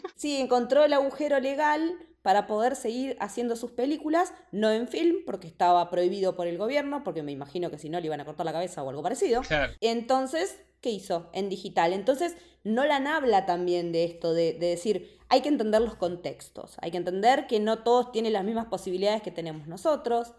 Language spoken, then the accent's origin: Spanish; La Plata, Buenos Aires Province, Argentina; yo soy de La Plata